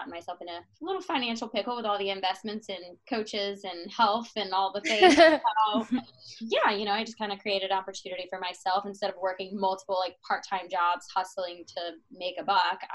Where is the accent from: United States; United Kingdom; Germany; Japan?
United States; Atlanta, Georgia; I am born and raised in Atlanta, Georgia. I'm still here